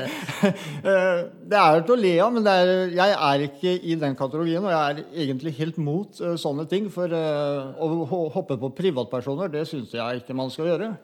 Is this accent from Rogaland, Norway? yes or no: no; Mysen, Østfold, Norway; Jeg kommer fra Mysen, jeg eh, bor 20 minutter nede i gata her.